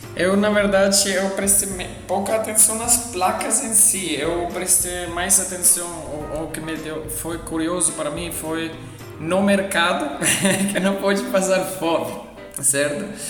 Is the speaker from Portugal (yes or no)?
no; Frankenberg, Saxony, Germany; Portuguese is a second language; moved away as an adult; also born or lived in Spain; now in São Paulo, Brazil; eu sou alemão, é, de origem, eu venho de Frankenberg, que fica em Sachsen, Dresden